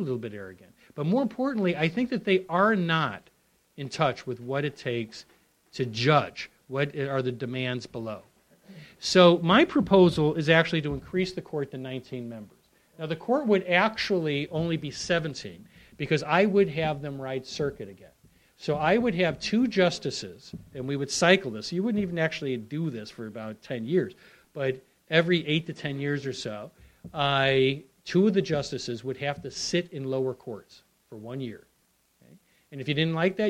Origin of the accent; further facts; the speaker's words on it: United States; I'm an American.